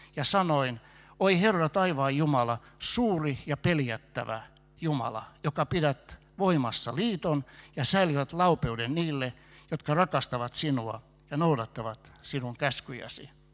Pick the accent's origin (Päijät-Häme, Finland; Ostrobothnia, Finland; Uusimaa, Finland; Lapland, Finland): Uusimaa, Finland; Helsinki; moved away as an adult; also born or lived in Kokkola; Mä oon helsinkiläinen alun pitäen